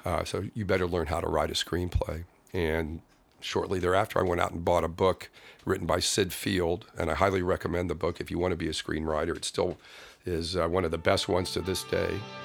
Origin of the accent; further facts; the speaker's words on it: Kansas City, Missouri, United States; moved away as an adult; also born or lived in Los Angeles; grew up in Kansas City, Missouri